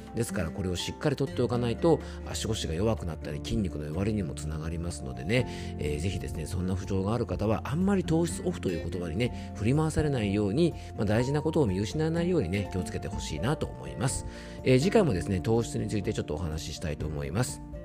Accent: Yamanashi, Japan; 地元山梨では

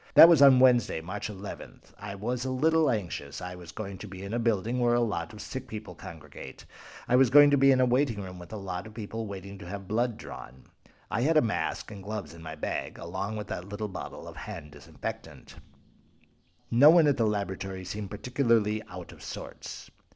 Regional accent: Spain; Spain, my home country

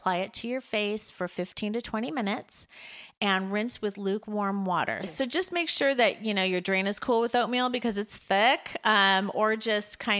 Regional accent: La Jolla, California, United States; Growing up in La Jolla was hard

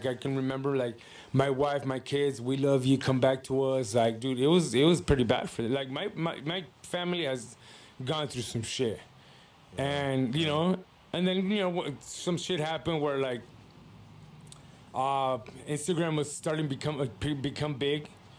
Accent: León, Guanajuato, Mexico; also born or lived in Pacoima; At the time, we were living in Pacoima. My dad sold the house, and then I think before I hit one, he moved us out to León, Guanajuato.

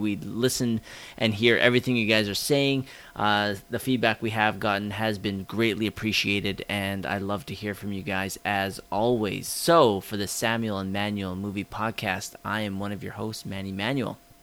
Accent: Canada; we're too Canadian

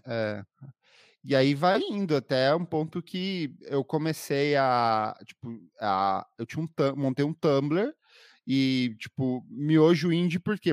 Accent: Paraná, Brazil; moved away as an adult; now in São Paulo, Brazil; eu sou paranaense, mas vivo aqui em São Paulo há nove anos.

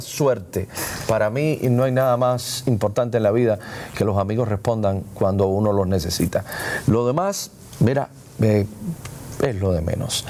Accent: Hialeah, Florida, United States; yo soy de Hialeah

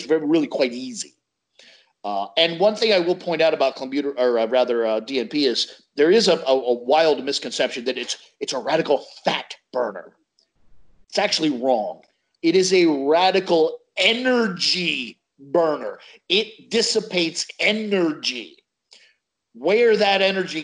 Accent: United States; I'm American

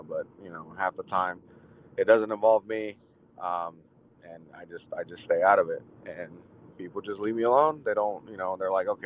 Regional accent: Chicago, Illinois, United States; now in Tennessee, United States; I'm originally from Chicago

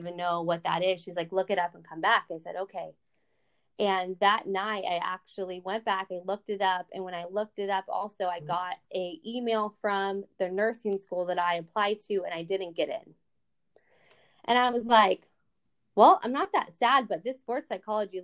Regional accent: San Diego, California, United States; moved away as an adult; also born or lived in Louisiana; I'm from California. I'm born and raised in San Diego.

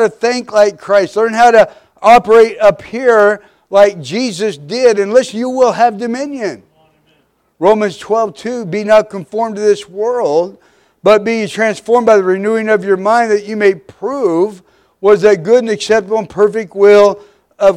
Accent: Midwest, United States; We were raised in the Midwest

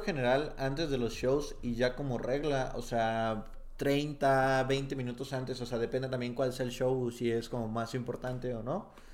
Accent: Tepatitlán de Morelos, Jalisco, Mexico; moved away; yo nací en Tepatitlán de Morelos, Jalisco, un pueblito muy alejado de eh, varias cosas

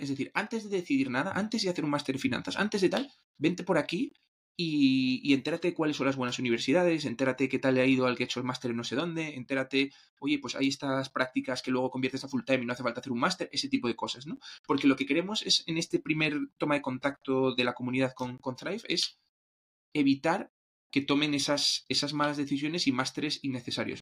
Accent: Asturias, Spain; yo soy de Asturias

